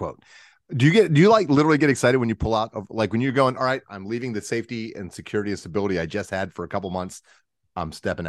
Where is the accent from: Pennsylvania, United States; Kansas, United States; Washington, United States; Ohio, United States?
Pennsylvania, United States; Pittsburgh; I grew up in Pittsburgh